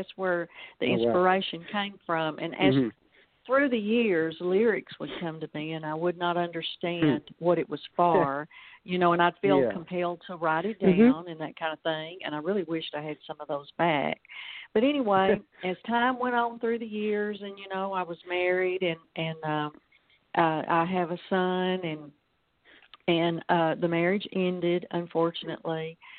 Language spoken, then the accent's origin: English; Alabama, United States; accent: Southern drawl; also born or lived in Texas; now in Batesville, United States; I live in Arkansas, Batesville, a small town. And I was originally born in Alabama, and we moved from Alabama to Texas and to Arkansas. And I've always said I've got three doses of Southern drawl.